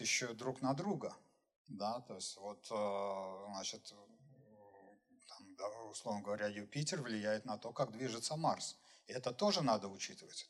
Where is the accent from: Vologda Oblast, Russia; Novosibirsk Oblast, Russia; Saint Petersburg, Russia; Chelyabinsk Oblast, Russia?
Saint Petersburg, Russia; сам я из Петербурга